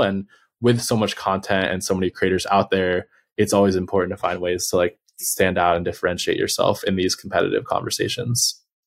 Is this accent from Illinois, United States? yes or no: no; Los Angeles, California, United States; I'm from Los Angeles. Um, which is a rare thing for people here.